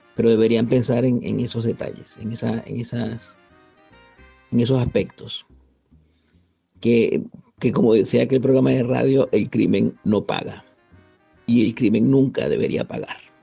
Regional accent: Venezuela; moved away as an adult; now in Spain

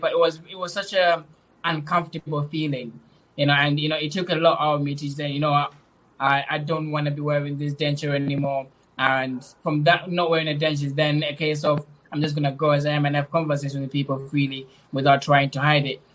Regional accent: Zimbabwe; now in England, United Kingdom; I was born in Zimbabwe, and when I was a little bit older, around six, my mom moved to, to move to England. Uh, during that time period, I moved around the area to live with different family members until 2030, 2010, when I came here in England

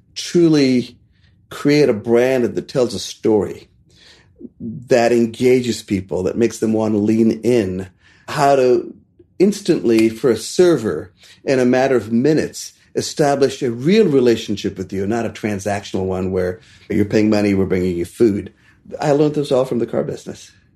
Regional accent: India; now in Asheville, United States; there was an intersection in my hometown with the main bank, the State Bank of India

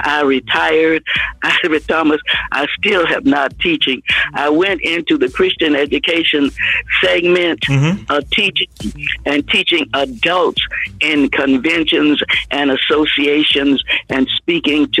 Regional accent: Miami, Florida, United States; moved away as an adult; also born or lived in Atlanta, Georgia; I am originally from Miami, Florida.

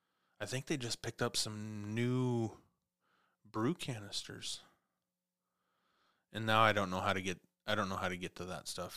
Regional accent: Montana, United States; also born or lived in Clarkston; It's always been a growing up in Montana and then, you know, down on the Snake River, down in Clarkston, you know, I've always been around water.

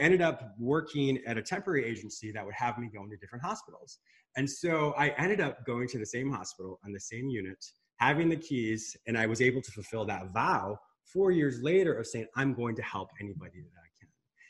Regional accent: Michigan, United States; first language English; also born or lived in Canada / Spain; I was born in Michigan, but my parents had a very rustic fishing resort in Canada. So half the year I was up in Canada

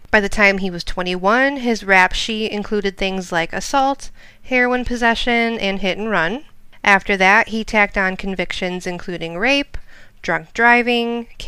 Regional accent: Midwest, United States; we're from the Midwest

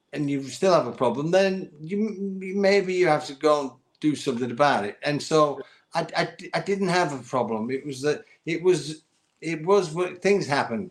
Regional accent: St Helens, North West England, United Kingdom; I was in my hometown of England, in St. Helens, in a chip shop

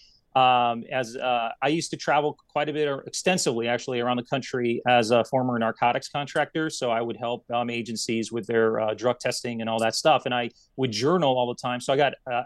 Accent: Detroit, Michigan, United States; English is a second language; growing up in Detroit, Michigan

